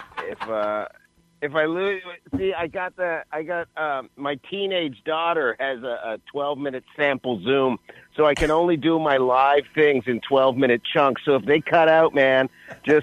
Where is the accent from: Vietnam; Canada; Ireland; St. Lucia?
Canada; now in United States; I'm from Canada